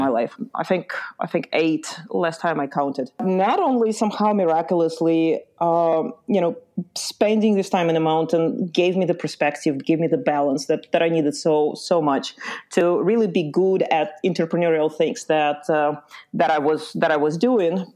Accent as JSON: {"language": "English", "country": "Lithuania", "tie": "born or raised there", "also_born_or_lived": "Ukraine", "moved": "yes", "said": "So I was born in Ukraine, uh, and I grew up in Lithuania."}